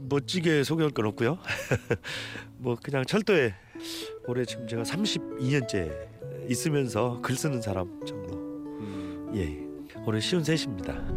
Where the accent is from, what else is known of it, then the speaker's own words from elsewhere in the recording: Jeongeup, North Jeolla, South Korea; 제가 고향이 전북 정읍이거든요